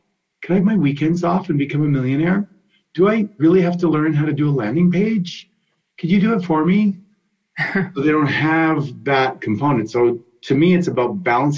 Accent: Canada; I grew up in Canada skating

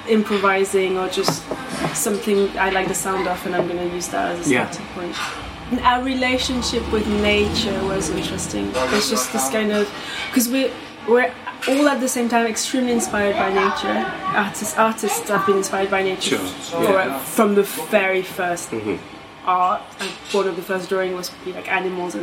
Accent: Bordeaux, Nouvelle-Aquitaine, France; now in England; I grew up in Bordeaux

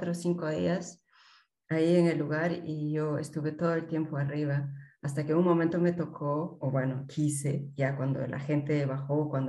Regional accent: Peru; moved away as an adult; now in Germany; Soy peruana, pero actualmente vivo en eh, Alemania.

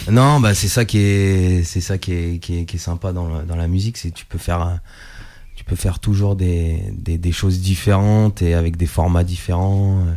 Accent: Italy; Ah non, mais je suis italien.

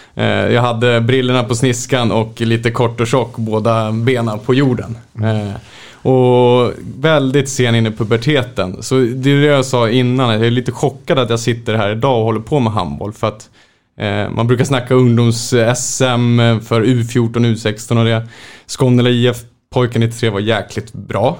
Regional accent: Märsta, Stockholm County, Sweden; född och uppvuxen i Hova utanför Märsta, eh, Sigtuna kommun.

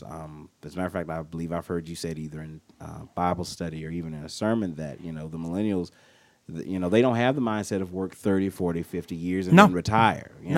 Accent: Mississippi, United States; moved away; Me and my cousins, like I said, growing up in Mississippi

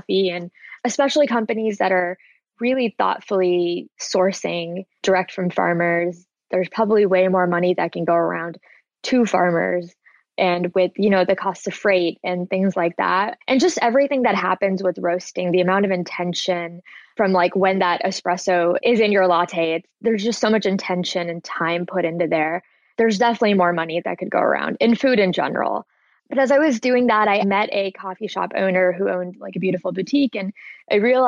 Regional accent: East Coast, United States; also born or lived in Portland, Oregon; now in Los Angeles, United States; I'm from the East Coast

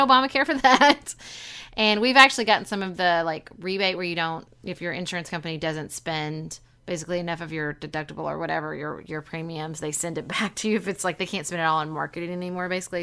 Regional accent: Paducah, Kentucky, United States; when I was growing up in Paducah in the nineties

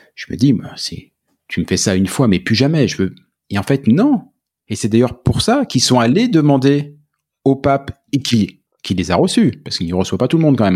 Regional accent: Charente, Nouvelle-Aquitaine, France; moved away as an adult; now in Quebec, Canada; Je, je viens du centre de la France, un petit village en Charente

